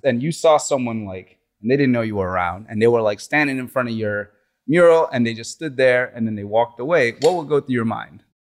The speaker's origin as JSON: {"language": "English", "town": "Slidell", "region": "Louisiana", "country": "United States", "tie": "born or raised there", "also_born_or_lived": "New Orleans", "said": "growing up in Louisiana going to high school in Slidell"}